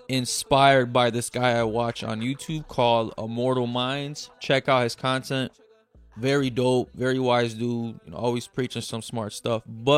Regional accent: Brazil; Like, I'm from Brazil, there's a different breed of Black women there, right?

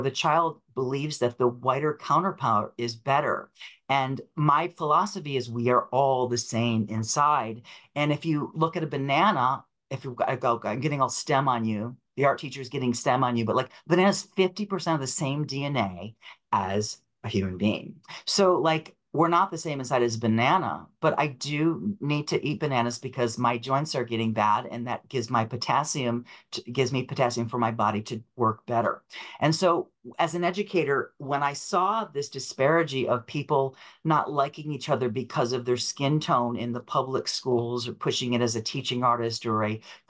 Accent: Rochester, New York, United States; moved away as an adult; also born or lived in Buffalo, New York; now in New York City, United States; I moved from Rochester, Buffalo, or Western New York, Rochester to New York. So I ended up in Brooklyn

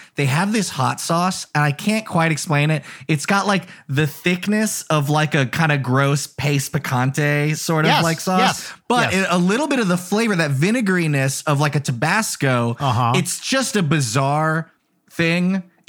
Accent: San Antonio, Texas, United States; I grew up in San Antonio

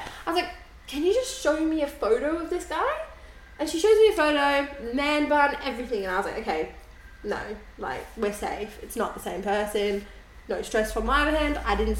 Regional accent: Melbourne, Victoria, Australia; now in Sydney, Australia; And I'm from Melbourne.

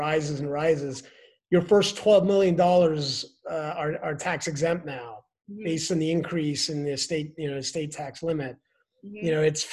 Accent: Denmark; now in United States; I'm from Denmark

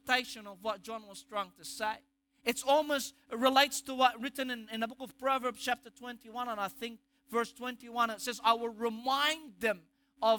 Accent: Egypt; accent: Egyptian; my Egyptian accent

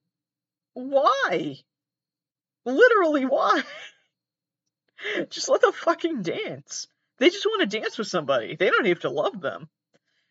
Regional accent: Massachusetts, United States; I'm from Massachusetts. Here we call it soccer

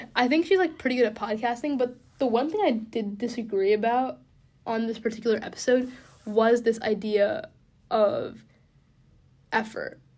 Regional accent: Bellevue, Washington, United States; moved away as an adult; I grew up in Bellevue, which is like twenty minutes east of Seattle

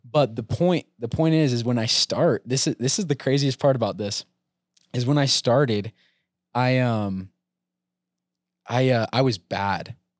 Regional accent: American Fork, Utah, United States; Born and raised in American Fork.

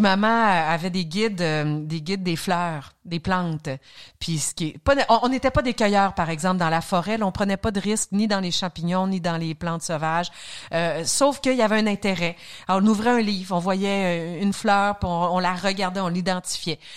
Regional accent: Saguenay, Quebec, Canada; moved away; also born or lived in Alma, Quebec; j'ai grandi à Arvida, un nom de ville qui n'existe plus, qui a été avalé par certaines fusions, qui est devenu Jonquière, qui est devenu Saguenay

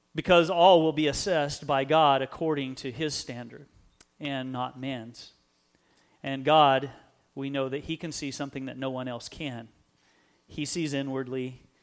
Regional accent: United States; We live in a great country. We maybe take pride in being American.

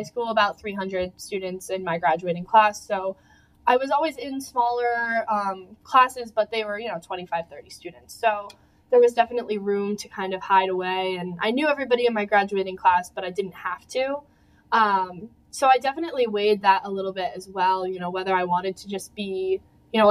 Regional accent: Churchville, New York, United States; I'm from Churchville, which is a suburb of Rochester, just about an hour car ride away

